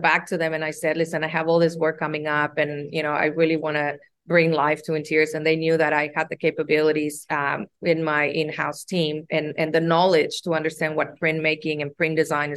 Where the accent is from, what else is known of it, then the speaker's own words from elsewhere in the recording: Mexico; moved away as an adult; also born or lived in United States; now in Sydney, Australia; was born and raised in Mexico and moved to the United States to attend university and stay there ever since.